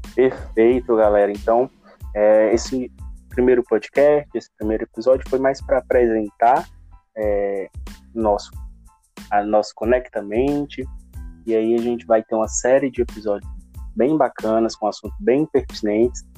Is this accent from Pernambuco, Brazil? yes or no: no; Fortaleza, Ceará, Brazil; Eu sou de Fortaleza